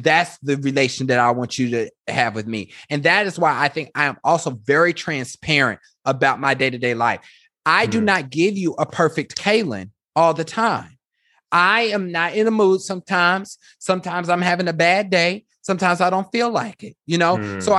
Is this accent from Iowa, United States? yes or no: no; Kansas, United States; when I think about growing up in Kansas, I think that's why people stay in Kansas, is because it's very comfortable.